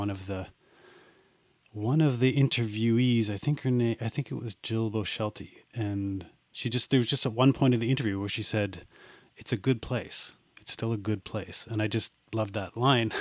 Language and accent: English; Perth, Ontario, Canada; I grew up in Perth, Ontario